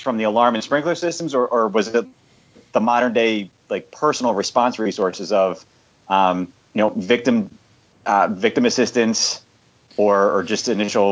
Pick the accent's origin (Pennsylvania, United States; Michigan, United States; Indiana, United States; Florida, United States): Pennsylvania, United States; Philadelphia; I grew up in Philadelphia